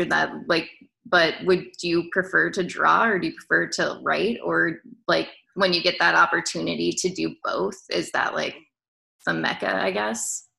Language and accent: English; Nebraska, United States; we're from Nebraska